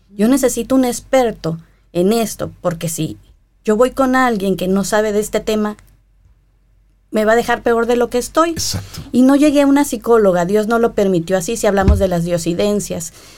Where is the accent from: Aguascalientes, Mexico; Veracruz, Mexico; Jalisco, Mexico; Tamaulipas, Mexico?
Veracruz, Mexico; Coatzacoalcos; yo no soy de la capital de México, Coaxacualcos, Veracruz, mi terruño